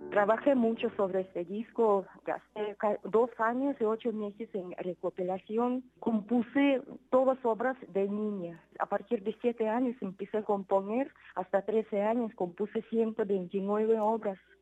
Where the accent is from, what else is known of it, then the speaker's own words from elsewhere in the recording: Siberia, Russia; Spanish is a second language; moved away; soy de Siberia